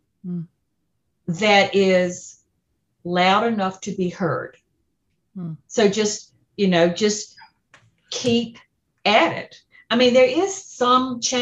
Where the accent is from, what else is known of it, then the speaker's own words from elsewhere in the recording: Deep South, United States; my hometown in the Deep South